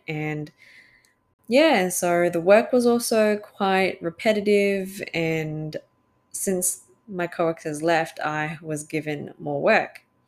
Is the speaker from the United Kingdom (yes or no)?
no; Australia; I'm Australian born Chinese